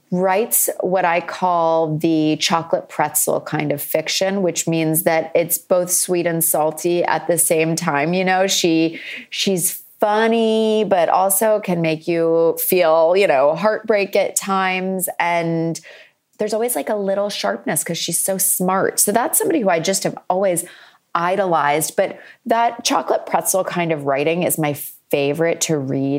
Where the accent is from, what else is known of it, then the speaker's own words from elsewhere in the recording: Ipswich, Massachusetts, United States; in Massachusetts, in my hometown of Ipswich, which is a beach town with a castle.